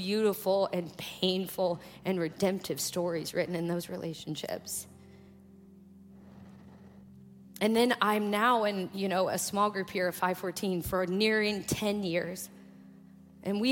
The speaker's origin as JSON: {"language": "English", "town": "Kokomo", "region": "Indiana", "country": "United States", "tie": "born or raised there", "moved": "yes", "said": "I grew up in Kokomo, Indiana"}